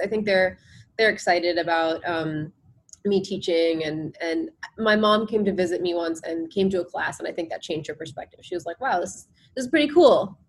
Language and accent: English; New Jersey, United States; also born or lived in India; I grew up in New Jersey, um, and my parents moved here from India